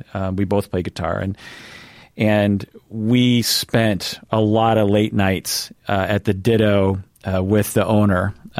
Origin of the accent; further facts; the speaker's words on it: Sammamish, Washington, United States; I grew up in Sammamish, if you know where that is. So outside the city as well.